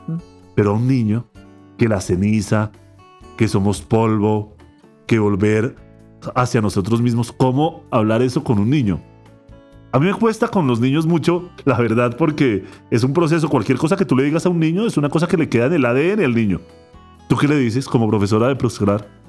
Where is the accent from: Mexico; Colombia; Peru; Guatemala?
Colombia; principalmente como colombianos